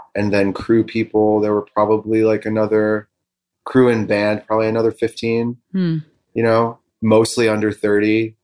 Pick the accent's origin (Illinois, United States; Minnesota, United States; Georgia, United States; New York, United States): Illinois, United States; Elmhurst; also born or lived in Bloomington, Illinois; I grew up in a suburb of Chicago